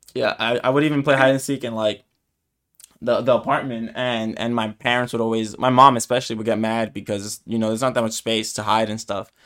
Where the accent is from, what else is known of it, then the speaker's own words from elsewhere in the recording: New York, United States; first language Spanish; I was born in the U S, like, in New York